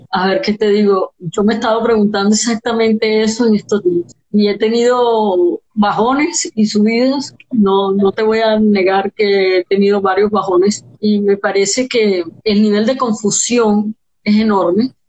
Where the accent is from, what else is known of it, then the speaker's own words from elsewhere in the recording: Colombia; como comunidad como colombianos